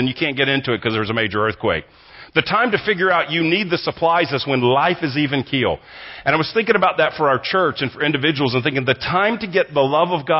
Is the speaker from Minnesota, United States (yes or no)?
no; Texas, United States; moved away as an adult; also born or lived in Southern California; from Texas, grew up here, I'm a Texan